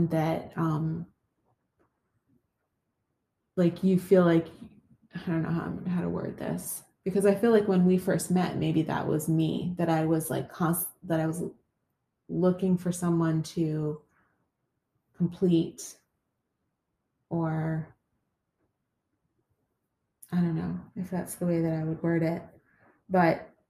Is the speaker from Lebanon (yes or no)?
no; Canada; moved away as an adult; now in United States; I grew up in Canada